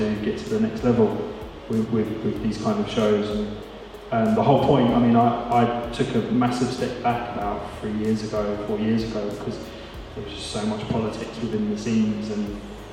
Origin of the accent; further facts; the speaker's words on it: Bedford, East of England, United Kingdom; I'm from Bedford